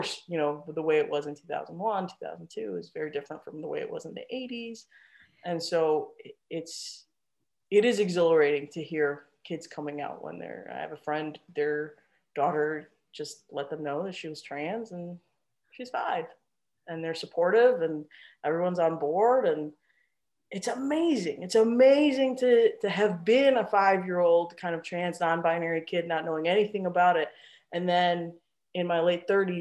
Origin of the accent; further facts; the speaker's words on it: Chicago, Illinois, United States; moved away as an adult; also born or lived in Tucson, Arizona / Washington, District of Columbia, United States; now in Bay Area, United States; I'm in Chicago.